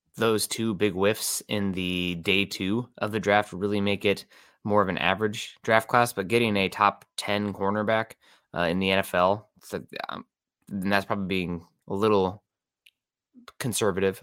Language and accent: English; East Iowa, United States; now in Seattle, United States; Quad Cities, my hometown in, uh, East Iowa here